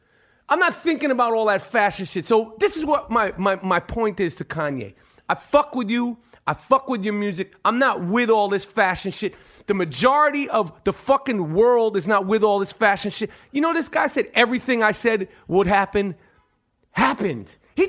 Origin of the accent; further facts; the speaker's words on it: Chicago, Illinois, United States; I'm from Chicago.